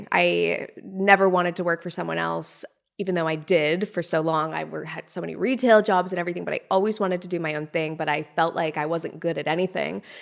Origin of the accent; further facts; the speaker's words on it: Canada; So, from under the age of, say, 10, it was me, my mom, my brother. We lived in this little teeny tiny house.